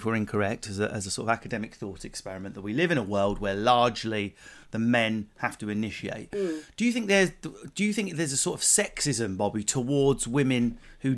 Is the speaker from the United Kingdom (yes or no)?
yes; England, United Kingdom; being English